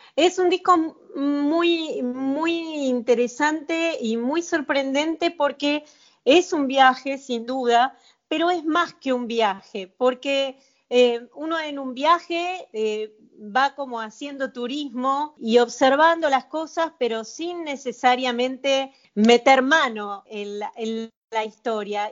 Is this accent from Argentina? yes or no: yes; Mar del Plata, Buenos Aires Province, Argentina; also born or lived in France; now in Buenos Aires, Argentina; yo nací en Mar del Plata, así que es una, viví muchos años en Francia